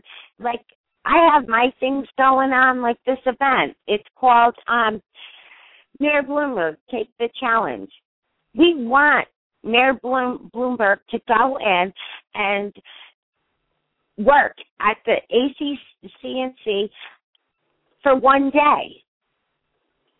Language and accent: English; Connecticut, United States; I'm from Connecticut